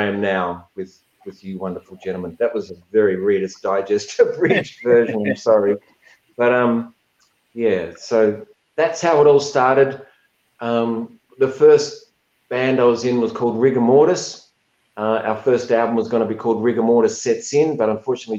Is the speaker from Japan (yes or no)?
no; Adelaide, South Australia, Australia; I grew up in Adelaide